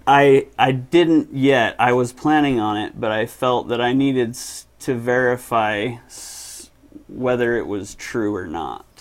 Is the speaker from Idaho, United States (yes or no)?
no; Murray, Utah, United States; also born or lived in Seattle, Washington; Grew up in Murray